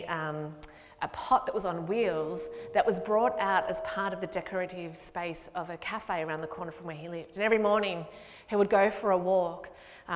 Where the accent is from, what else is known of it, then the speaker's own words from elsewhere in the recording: Ballarat, Victoria, Australia; now in Melbourne, Australia; I'm from Ballarat.